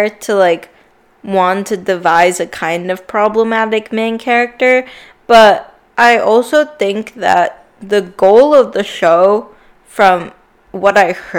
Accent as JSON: {"language": "English", "country": "India", "said": "And as an Indian watching the TV show, it's not that I didn't like it, but it's that I still couldn't relate to it."}